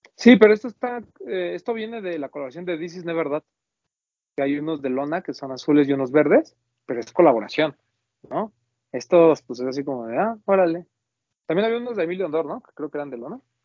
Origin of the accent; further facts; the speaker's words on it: Mexico; como mexicano